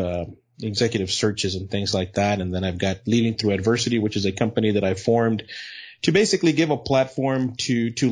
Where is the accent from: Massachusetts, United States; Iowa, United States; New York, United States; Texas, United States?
Texas, United States; El Paso; also born or lived in Odessa, Texas; I was born in El Paso, Texas